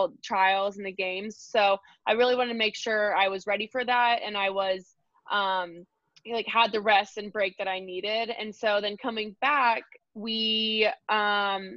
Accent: Lubbock, Texas, United States; moved away; I went back to Lubbock, which is my hometown

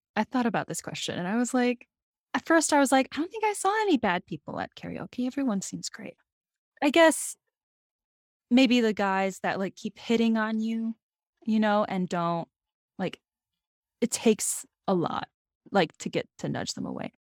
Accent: South Dakota, United States; I'm from South Dakota, so I'm also from the Midwest

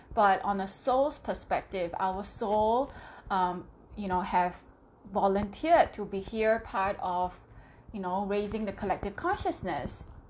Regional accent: Singapore; I am from Singapore

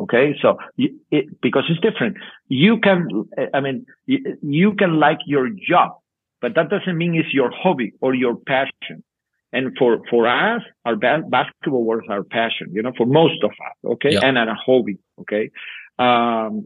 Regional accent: Spain; English is a second language; moved away as an adult; now in Berlin, Germany; what I developed as a coach, you know, was in my hometown, in my village

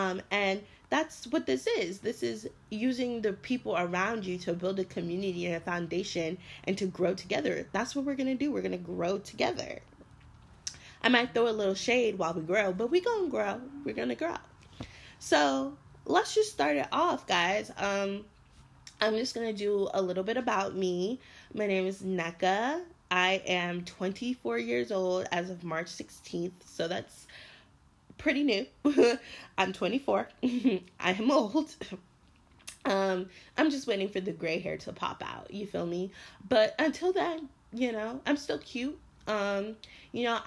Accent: Miramar, Florida, United States; now in New York City, United States; I'm originally from Miramar, Florida, which is Broward County.

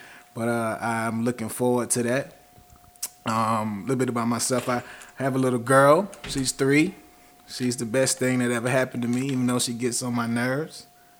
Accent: Georgia, United States; I'm from Georgia. I'm Georgia through and through.

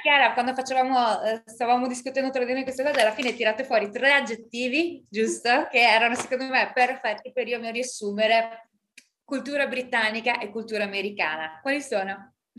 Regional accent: Italy; moved away; io sono nata in Italia, sono stata cresciuta

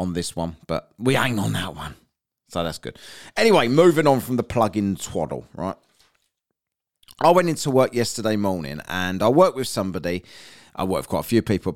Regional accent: London, United Kingdom; accent: cockney; North London Arsenal fan, half the family's Arsenal, half the family's Tottenham. We're from North London

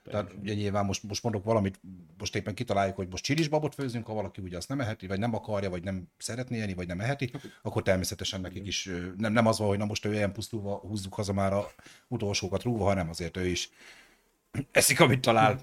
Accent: Debrecen, Hajdú-Bihar, Hungary; én debreceni vagyok

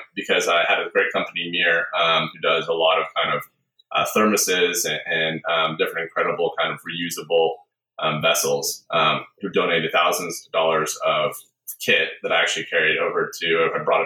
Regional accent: Seattle, Washington, United States; I grew up in a small bed and breakfast, actually, outside Seattle

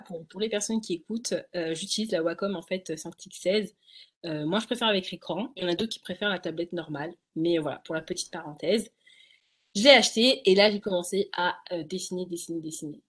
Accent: Essonne, Île-de-France, France; je suis en Ile-de-France, donc dans 91. Mmh j'ai tout fait sur 91, donc je suis née en 91.

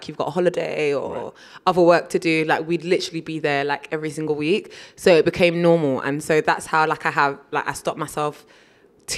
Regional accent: United Kingdom; Being firstborn generation British here

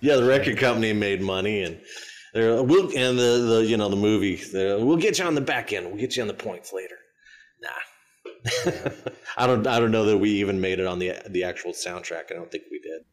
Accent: Arizona, United States; I'm from Arizona

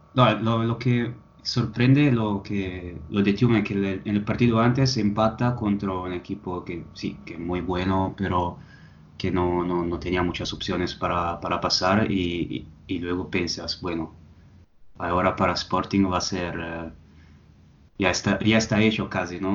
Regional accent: Italy; soy italiano

